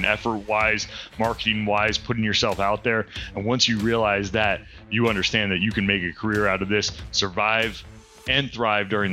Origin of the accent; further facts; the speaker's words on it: Pennsylvania, United States; moved away as an adult; now in North Carolina, United States; I'm originally from Pennsylvania